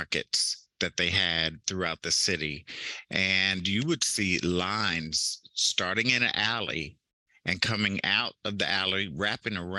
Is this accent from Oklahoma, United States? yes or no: no; Baltimore County, Maryland, United States; moved away as an adult; now in Lynchburg, United States; even in Maryland, where I grew up in Baltimore County, very close to the Carroll County line